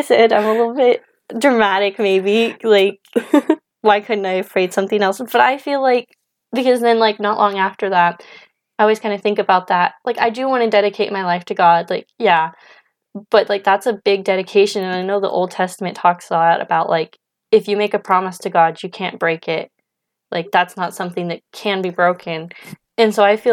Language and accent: English; Idaho, United States; moved away as an adult; also born or lived in Spokane, Washington; we're from Idaho, kind of like the central part, like east of stuff Lewiston. We kind of just grew up along the Clearwater River